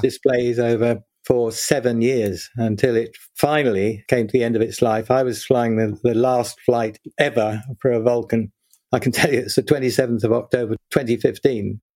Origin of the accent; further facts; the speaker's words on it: London, United Kingdom; also born or lived in Birmingham; I grew up in South London and went to school there.